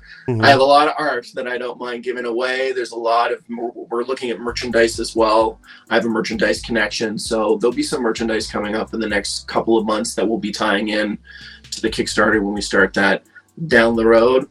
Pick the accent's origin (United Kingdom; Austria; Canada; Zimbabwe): Canada; Halifax, Nova Scotia; now in Toronto, Canada; I'm actually from Halifax, which is in Nova Scotia